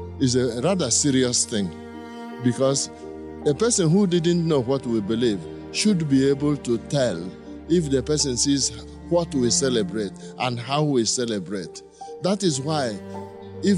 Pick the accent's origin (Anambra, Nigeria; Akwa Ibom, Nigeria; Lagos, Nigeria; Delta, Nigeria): Anambra, Nigeria; village in Onitsha Archdiocese; I'm from Nigeria, from a village in Onitsha Archdiocese in the south central of Nigeria.